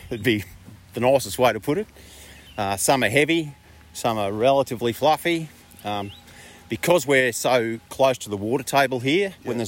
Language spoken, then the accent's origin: English; Bendigo, Victoria, Australia; Yeah, I grew up in Bendigo.